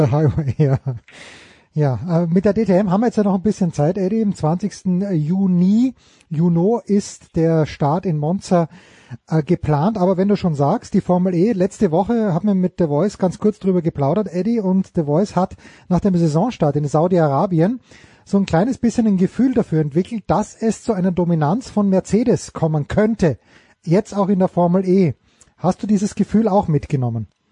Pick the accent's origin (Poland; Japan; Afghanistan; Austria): Austria; für mich als Österreicher